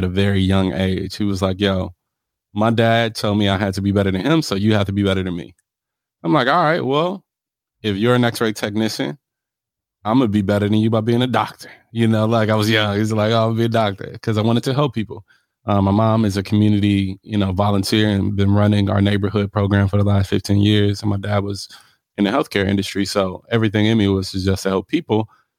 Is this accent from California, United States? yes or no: yes; Los Angeles, California, United States; born there; I was born in Los Angeles. I was in an earthquake when I was 5, and I lost everything.